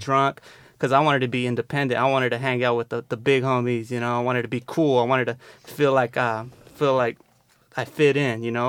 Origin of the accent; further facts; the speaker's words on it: San Diego, California, United States; I grew up in the South Bay here in San Diego